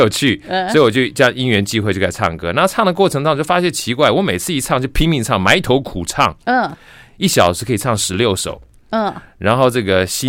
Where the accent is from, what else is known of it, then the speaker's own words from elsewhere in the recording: Luodong, Yilan County, Taiwan; 我那我在罗东罗东圣母医院出生啊，所以我的那个身份证是 G 开头嘛。